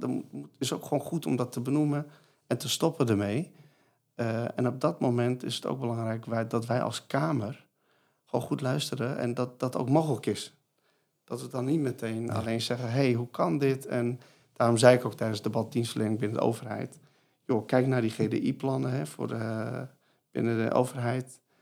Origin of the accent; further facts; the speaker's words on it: Iran; now in Netherlands; Ik kom natuurlijk uit het Midden-Oosten, Koerdisch stadje in Iran